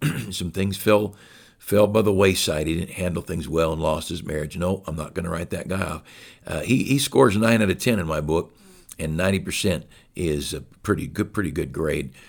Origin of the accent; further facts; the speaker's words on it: United States; As an American